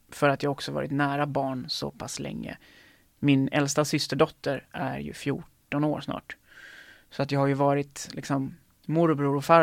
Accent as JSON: {"language": "Swedish", "town": "Lerum", "region": "Västra Götaland", "country": "Sweden", "tie": "born or raised there", "said": "Um, jag tror att det är Göteborg som gäller för mig. Um, ehm, så, alltså, så nära min hemstad som möjligt, eller som jag kan komma, då är det Göteborg."}